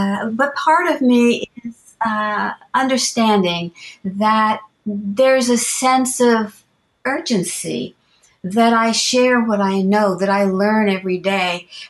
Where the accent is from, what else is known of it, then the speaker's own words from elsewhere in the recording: Bermuda; moved away; also born or lived in United States; while I was born in the States, I was really brought up in Bermuda. We went back to Bermuda when I was just a baby